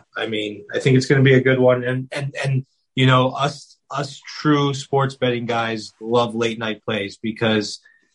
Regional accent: Florida, United States; Born and raised in Florida.

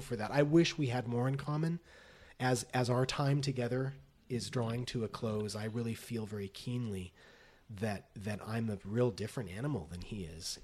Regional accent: Las Vegas, Nevada, United States; moved away as an adult; now in Los Angeles, United States; I grew up in Las Vegas.

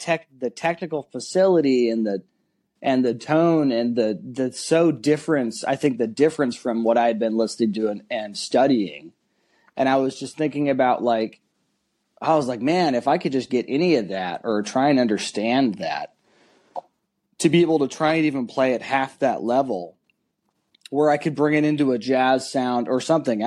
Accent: the Bay Area, California, United States; moved away; I was still living in California. I'm from the Bay Area

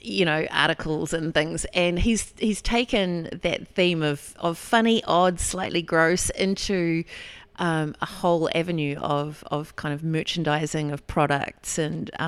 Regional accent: Takapau, Hawke's Bay, New Zealand; I'm a Takapo girl

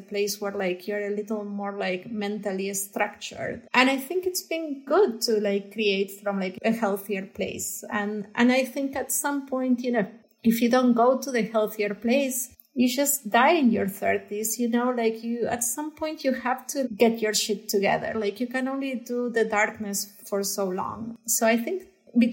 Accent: Buenos Aires, Argentina; moved away as an adult; now in Los Angeles, United States; growing up in Argentina

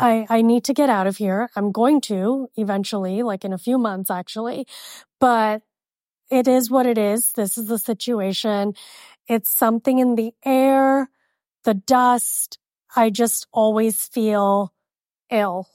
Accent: Miami, Florida, United States; moved away as an adult; now in Arizona, United States; Living in Miami would be a dream. it's my hometown

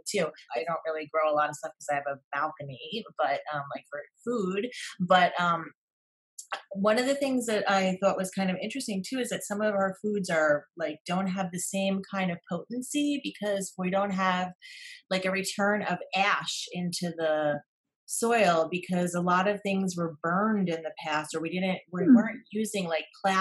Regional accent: New York metropolitan area, United States; moved away; I grew up in the United States in the New York metropolitan area and we had everything

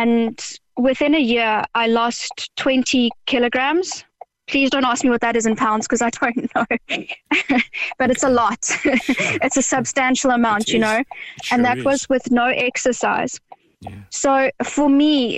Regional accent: South Africa; now in Ireland; I'm initially from South Africa. And I was vegan whilst living there

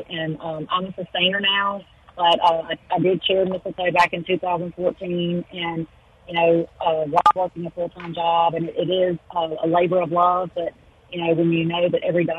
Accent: Natchez, Mississippi, United States; moved away as an adult; now in Jackson, United States; I grew up in Natchez, but my husband and I both have lived in Jackson area for, almost 25 years now.

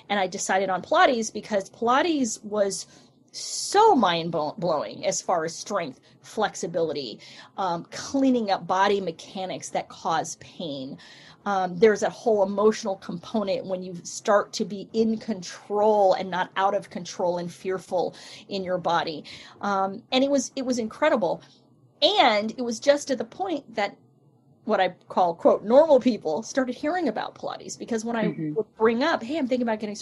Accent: California, United States; moved away as an adult; also born or lived in New York; when I moved back home from New York to California

